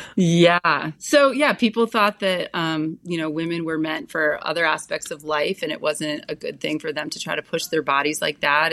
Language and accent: English; Orchard Park, New York, United States; also born or lived in Buffalo, New York; I was born in Buffalo, New York. I grew up in Orchard Park, home of the Bills